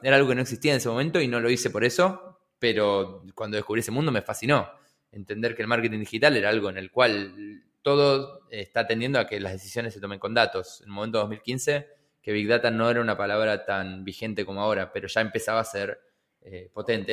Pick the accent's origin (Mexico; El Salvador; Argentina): Argentina; Buenos Aires; also born or lived in General San Martín Partido, Buenos Aires Province; yo nací en el partido de San Martín, eh, pero siempre viví en, Capital, en la ciudad de Buenos Aires.